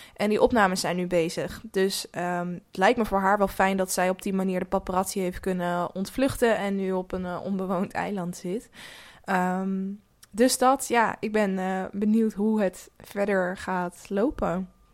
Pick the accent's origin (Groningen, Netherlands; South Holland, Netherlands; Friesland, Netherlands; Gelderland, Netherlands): South Holland, Netherlands; near Rotterdam; Ik kom zelf ook uit de buurt van Rotterdam